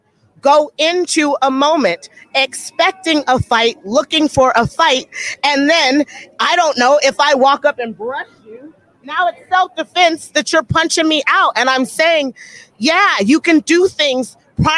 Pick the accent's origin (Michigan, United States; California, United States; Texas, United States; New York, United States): California, United States; Los Angeles; I'm from Los Angeles.